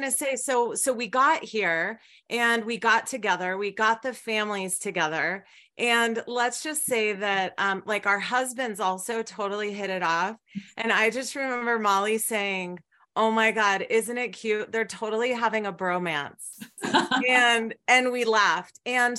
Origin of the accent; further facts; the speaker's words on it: Colorado, United States; now in Montana, United States; And so we had to choose a location to come back to, and we're originally from Colorado.